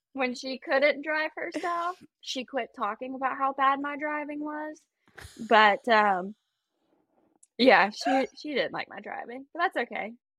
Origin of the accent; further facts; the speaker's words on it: Travelers Rest, South Carolina, United States; I'm from Traveler's Rest, South Carolina.